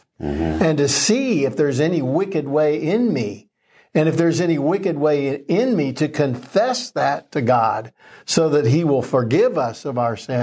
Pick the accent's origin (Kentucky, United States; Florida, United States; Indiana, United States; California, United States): Florida, United States; I was raised in Florida, and not only were hurricanes a regular thing